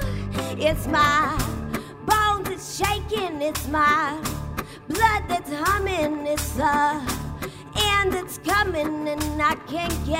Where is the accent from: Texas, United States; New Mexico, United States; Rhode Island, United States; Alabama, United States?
New Mexico, United States; now in New York City, United States; I live in New York City now, but I grew up in New Mexico